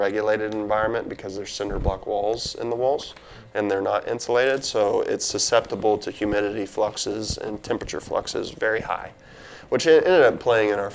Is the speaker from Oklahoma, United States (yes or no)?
yes; Duncan, Oklahoma, United States; moved away as an adult; also born or lived in Pennsylvania / Cincinnati / Oregon; my home state